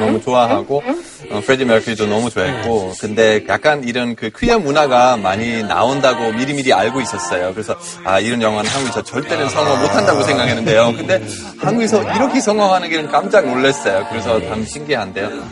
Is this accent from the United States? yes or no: no; Hamburg, Germany; Korean is a second language; now in South Korea; 저의 고향 함부르크인데